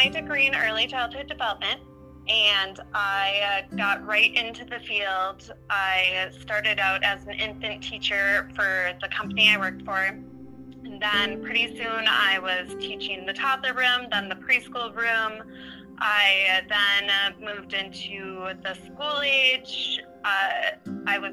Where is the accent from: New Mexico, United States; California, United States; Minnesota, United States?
Minnesota, United States; also born or lived in Wisconsin; I was born in Wisconsin, but we moved to Minnesota when I was very young.